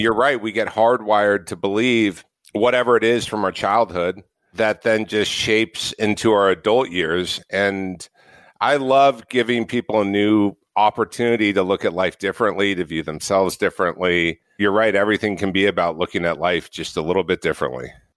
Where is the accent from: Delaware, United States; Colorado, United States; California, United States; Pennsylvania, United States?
California, United States; Orange County; I grew up in Orange County, California